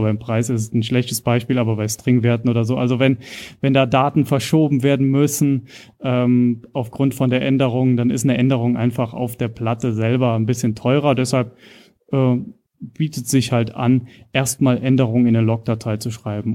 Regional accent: Rhineland-Palatinate, Germany; moved away as an adult; also born or lived in Kaiserslautern / Nuremberg; now in Regensburg, Germany; bin also ursprünglich aus Rheinland-Pfalz und bin jetzt in Bayern gelandet oder in der Oberpfalz

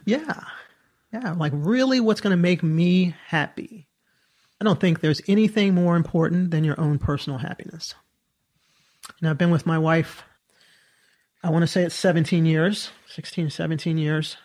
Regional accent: Southern Maryland, United States; I grew up in Southern Maryland

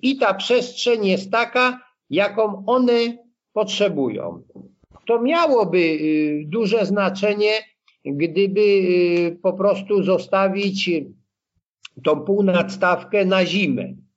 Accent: Blachownia, Silesian Voivodeship, Poland; wychowałem się no, w mieście, takim mieście, no, mieście tam, wtedy to miasteczko było dziesięciotysięczne, Blachownia koło Częstochowy

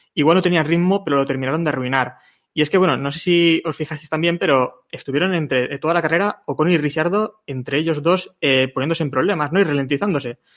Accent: Valencian Community, Spain; como valenciano

